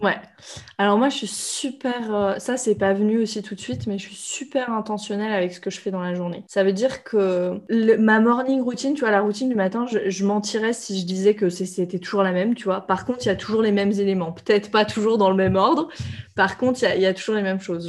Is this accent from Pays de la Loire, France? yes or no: no; Reims, Grand Est, France; moved away; also born or lived in India; à Reims, là où j'ai grandi